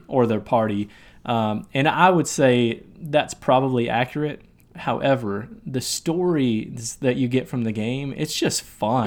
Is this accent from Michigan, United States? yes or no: yes; Michigan, United States; also born or lived in Tennessee; now in Nashville, United States; I'm from Michigan originally